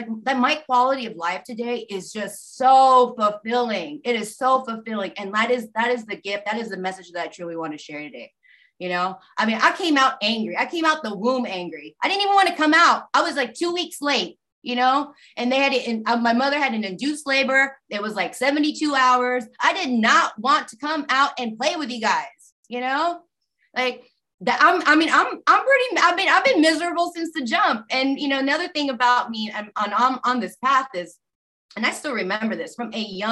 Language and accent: English; Austin, Texas, United States; I grew up in South Austin